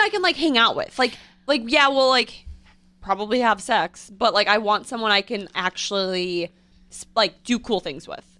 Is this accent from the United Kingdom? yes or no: no; Midwest, United States; I'm from the Midwest